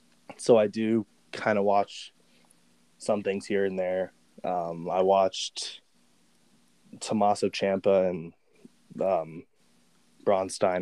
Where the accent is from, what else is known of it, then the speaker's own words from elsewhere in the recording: Dallas-Fort Worth area, Texas, United States; moved away; I grew up in the Dallas-Fort Worth area a little bit